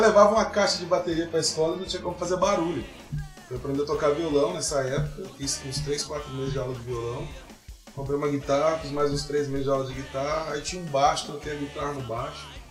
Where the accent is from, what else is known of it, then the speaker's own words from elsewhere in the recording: Dourados, Mato Grosso do Sul, Brazil; moved away as an adult; also born or lived in Rondônia; now in Uberlândia, Brazil; eu sou de Dourados, Mato Grosso do Sul